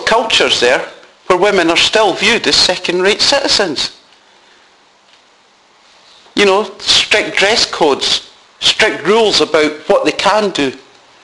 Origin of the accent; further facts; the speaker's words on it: Scotland, United Kingdom; now in Doncaster, United Kingdom; being brought up as a Scotsman